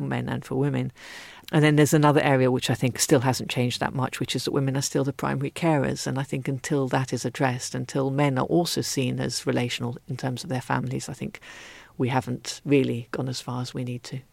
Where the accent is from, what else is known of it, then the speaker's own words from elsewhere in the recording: Ethiopia; moved away; I was brought up in Ethiopia